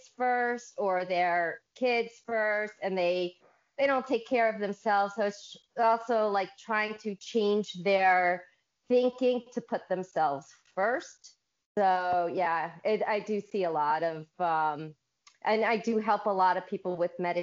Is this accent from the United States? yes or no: yes; Bridgewater, New Jersey, United States; I am from Bridgewater, New Jersey, all the way in the United States